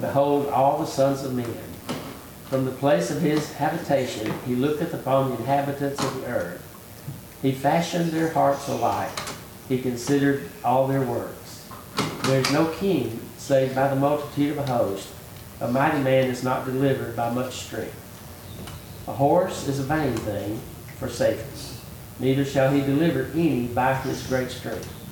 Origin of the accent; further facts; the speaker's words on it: United States; I was born in America